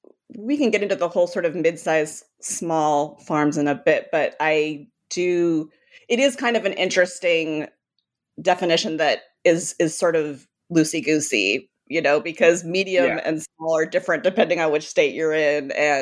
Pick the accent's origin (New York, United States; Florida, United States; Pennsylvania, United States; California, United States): California, United States; now in Washington, D.C., United States; as a Californian, not anymore, living in DC now, but growing up in California